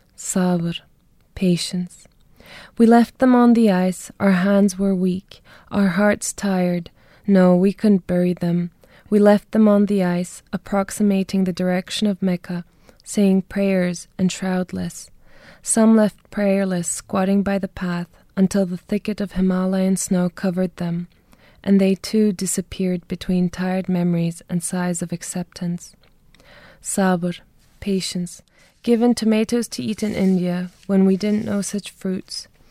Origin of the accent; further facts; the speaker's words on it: Munich, Bavaria, Germany; moved away as an adult; now in Dublin, Ireland; I was born and raised in Germany